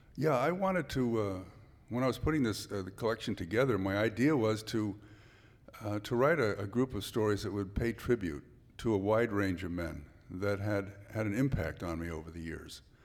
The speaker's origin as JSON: {"language": "English", "town": "San Francisco", "region": "California", "country": "United States", "tie": "born or raised there", "also_born_or_lived": "Santa Clara Valley, California", "lives_now": "Santa Cruz, United States", "said": "I was born right here in San Francisco"}